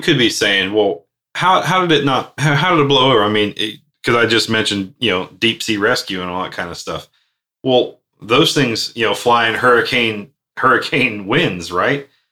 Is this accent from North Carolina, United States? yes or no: yes; Outer Banks, North Carolina, United States; I spent many a years growing up in the Outer Banks